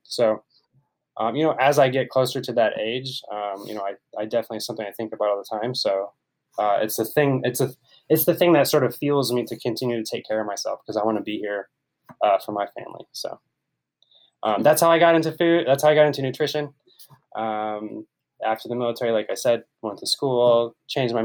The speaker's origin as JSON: {"language": "English", "region": "Ohio", "country": "United States", "tie": "born or raised there", "moved": "as an adult", "lives_now": "San Diego, United States", "said": "So, I grew up in Ohio."}